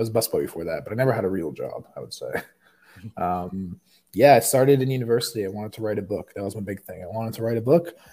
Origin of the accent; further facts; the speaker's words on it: Toronto, Ontario, Canada; now in Scottsdale, United States; I'm originally from Canada